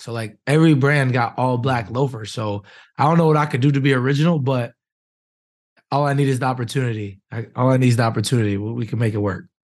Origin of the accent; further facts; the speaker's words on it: Wisconsin, United States; now in Indianapolis, United States; I'm from Wisconsin